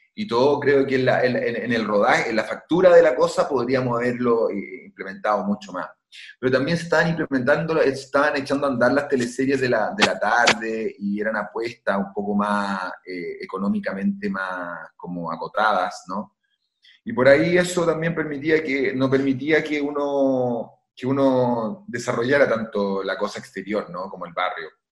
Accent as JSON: {"language": "Spanish", "country": "Chile"}